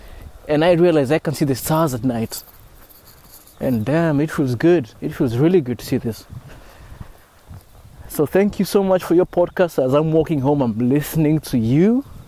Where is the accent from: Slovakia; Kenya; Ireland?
Kenya; moved away as an adult; also born or lived in Osaka, Japan; now in Kyushu, Japan; from Kenya, living in Japan for the past 4 years. I just moved out of Osaka and I'm currently living in Kyushu as of yesterday.